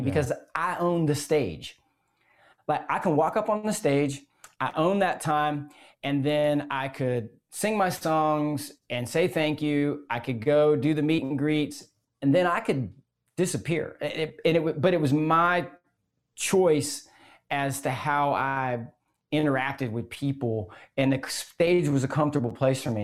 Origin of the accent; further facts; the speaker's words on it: Gainesville, Florida, United States; I grew up in Gainesville, Florida